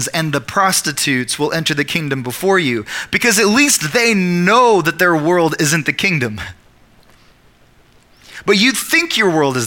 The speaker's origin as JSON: {"language": "English", "region": "Oklahoma", "country": "United States", "said": "I'm also an Oklahoman, and I'm also an American"}